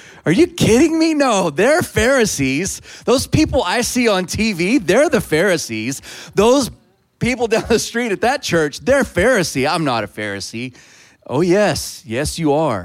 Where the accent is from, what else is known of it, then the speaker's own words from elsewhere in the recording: Texas, United States; I'm a Texan